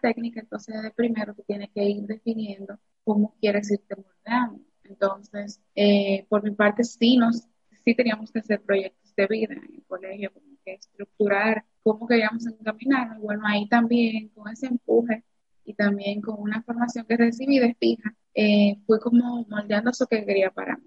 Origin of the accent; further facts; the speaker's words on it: Cibao, Dominican Republic; also born or lived in Santo Domingo; aquí en mi, en mi pueblo